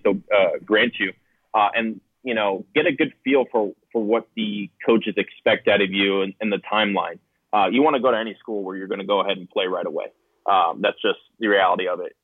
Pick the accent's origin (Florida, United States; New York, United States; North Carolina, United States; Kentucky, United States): Florida, United States; Pembroke Pines; I grew up in South Florida uh, in Pembroke Pines